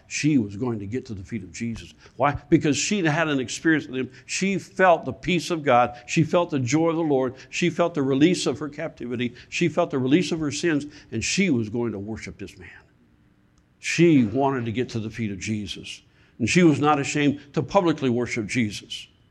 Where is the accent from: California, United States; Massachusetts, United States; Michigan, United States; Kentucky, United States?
Michigan, United States; moved away; also born or lived in South Carolina; I, I'm from Michigan